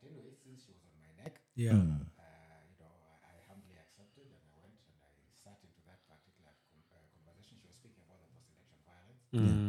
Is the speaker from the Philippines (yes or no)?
no; Kenya; moved away; also born or lived in Boston, United States; as a Kenyan resident in Boston